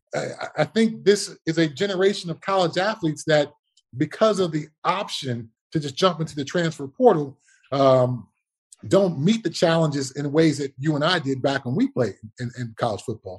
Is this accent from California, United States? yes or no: yes; Altadena, California, United States; So I always say I'm from Pasadena. The reality is I'm from Altadena.